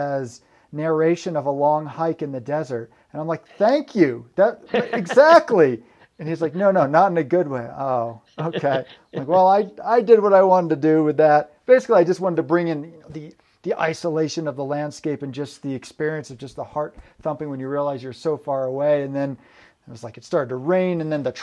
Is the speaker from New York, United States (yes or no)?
yes; New York, United States; moved away as an adult; also born or lived in Vermont / Oregon; I was born in New York State, and then I went up there for college